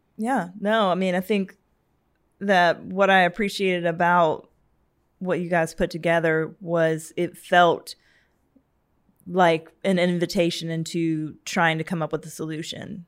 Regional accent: Savannah, Georgia, United States; I'm from Savannah

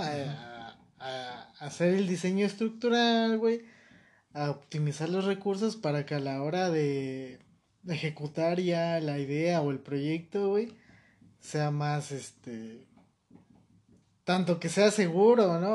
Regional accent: Mexico; Yo como ciudadano mexicano

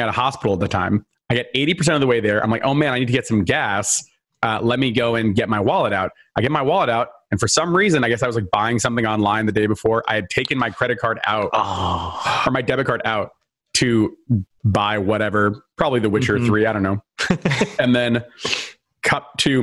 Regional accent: New Jersey, United States; I grew up in New Jersey on the East Coast, not that far from Boston.

